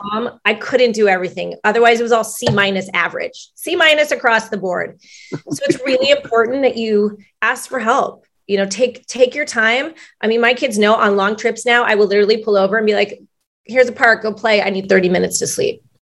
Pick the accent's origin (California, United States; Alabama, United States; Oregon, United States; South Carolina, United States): California, United States; Long Beach; I am from Long Beach, the LBC